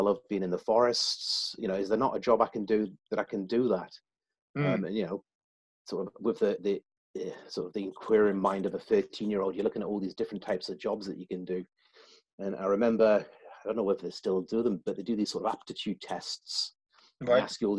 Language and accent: English; South East England, United Kingdom; born there; also born or lived in Germany / Newcastle; I was born in the south of England. My dad was in the Royal Green Jackets, and he took posting over in Germany.